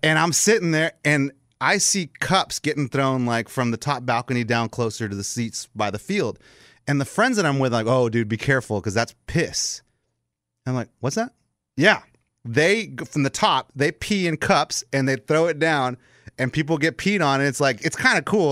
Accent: Texas, United States; I am American, four generations here in Texas.

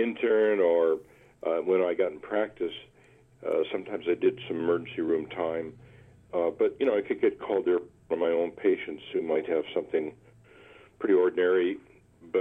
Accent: Williamsport, Pennsylvania, United States; also born or lived in Oklahoma / Massachusetts; now in Vermont, United States; I'm a Pennsylvania guy. I grew up in central Pennsylvania in a town called Williamsport

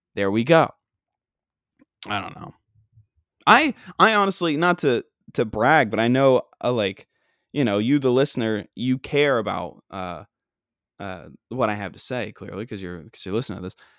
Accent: Long Island, New York, United States; I'm from Long Island, and I hang out on Long Island all day, every day.

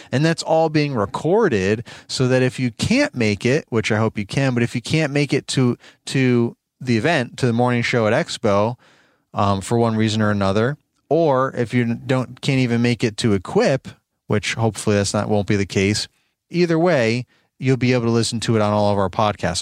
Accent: New York, United States; I'm born and raised in New York.

